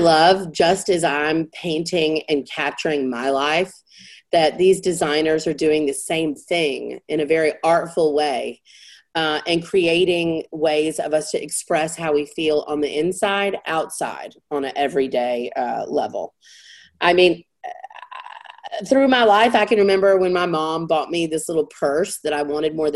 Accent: the South, United States; I was raised in the South

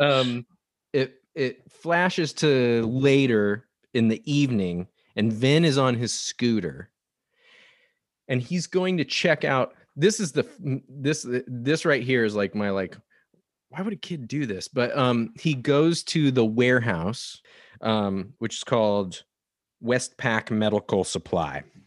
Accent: Nebraska, United States; now in Portland, United States; I grew up in Nebraska

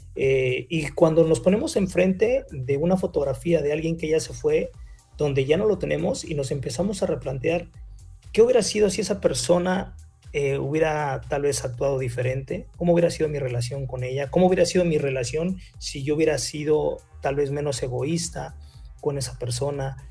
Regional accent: Mexico; como buenos mexicanos

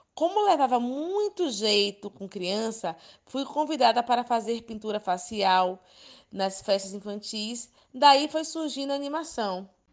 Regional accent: Ilhéus, Bahia, Brazil; Sou natural de Ilhéus, Bahia, Brasil.

